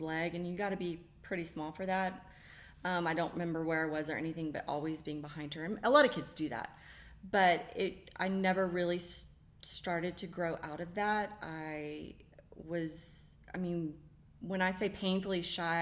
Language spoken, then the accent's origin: English; Fort Worth, Texas, United States; moved away as an adult; also born or lived in Daytona Beach, Florida / Waco, Texas; now in College Station, United States; grew up in Fort Worth, and my husband and I met at Baylor